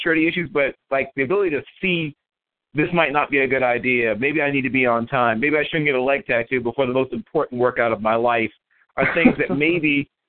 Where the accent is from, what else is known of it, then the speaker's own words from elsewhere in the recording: Virginia Beach, Virginia, United States; I grew up in Virginia Beach, Virginia.